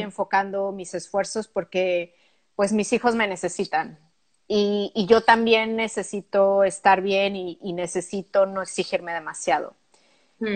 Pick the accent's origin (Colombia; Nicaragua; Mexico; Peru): Mexico; Pachuca, Hidalgo; moved away as an adult; also born or lived in Mexico City / Barcelona / London / Italy; now in Luxembourg; se llama Pachuca. Está a 90 kilómetros al norte de la Ciudad de México